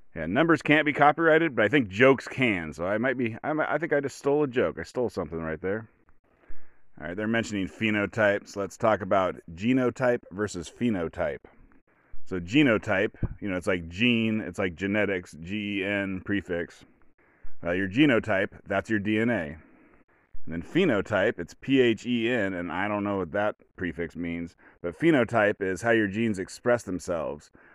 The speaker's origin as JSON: {"language": "English", "region": "rural Oregon", "country": "United States", "tie": "born or raised there", "said": "I'm from a rural white Oregon"}